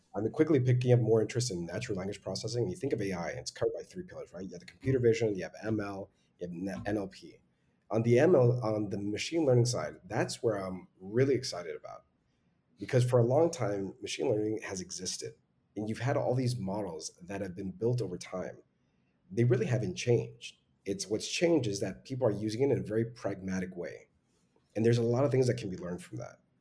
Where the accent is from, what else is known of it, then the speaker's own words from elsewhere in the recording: Laredo, Texas, United States; I'm originally from Laredo, which is on the US Mexico border, just two hours south of San Antonio